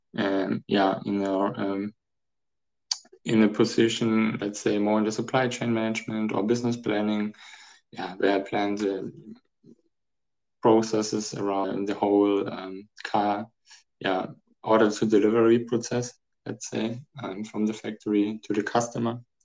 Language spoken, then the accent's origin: English; Germany; also born or lived in Frankfurt; I'm from Germany. Uh, I'm located in Frankfurt